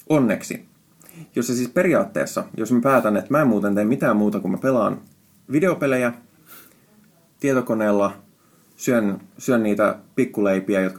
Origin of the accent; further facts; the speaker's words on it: Finland; first language Finnish; Siis suomi on mun äidinkieli, mutta, mutta mä oon käyttänyt niin paljon englantia viime aikoina